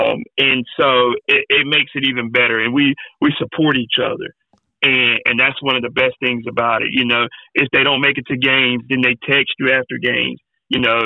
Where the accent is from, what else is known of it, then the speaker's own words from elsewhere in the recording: Winterville, North Carolina, United States; also born or lived in Ayden, North Carolina; I grew up in Winterville. I went to D.H. Conley High School, and then just went to ECU